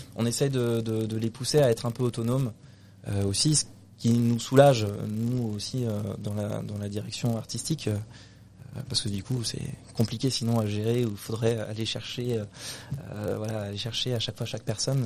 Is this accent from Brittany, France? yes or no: yes; Brittany, France; also born or lived in Paris; je suis du coup en Bretagne depuis que j'ai 6 ans